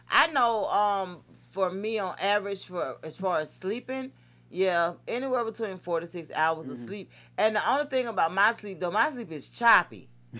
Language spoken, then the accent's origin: English; Atlanta, Georgia, United States; So it's like, look, I'm here from Atlanta.